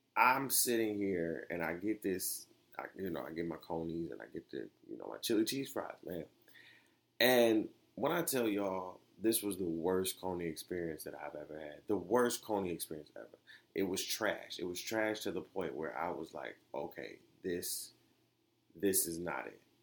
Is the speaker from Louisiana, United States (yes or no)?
no; Detroit, Michigan, United States; I was raised in Detroit